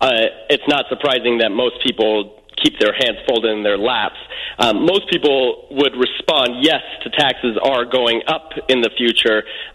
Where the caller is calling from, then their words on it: Hollywood, California, United States; Yes, I'm calling from Hollywood, California.